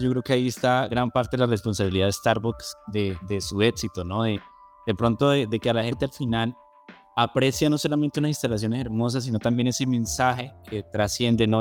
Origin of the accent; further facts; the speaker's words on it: Colombia; somos nosotros todos los colombianos